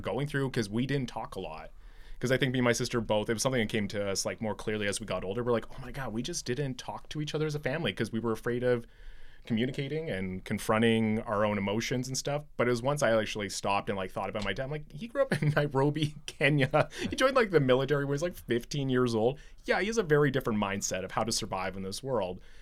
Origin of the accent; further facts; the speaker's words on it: Medicine Hat, Alberta, Canada; I grew up in Southern Alberta, Medicine Hat